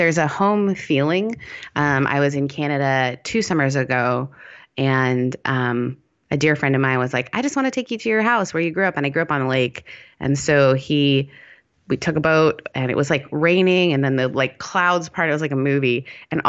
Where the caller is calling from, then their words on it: Costa Mesa, California, United States; Costa Mesa